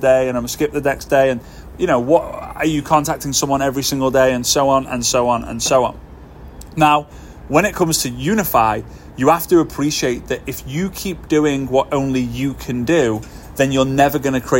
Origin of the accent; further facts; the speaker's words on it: Formby, North West England, United Kingdom; moved away as an adult; now in Dubai, United Arab Emirates; Formby, which is my hometown in the northwest of the UK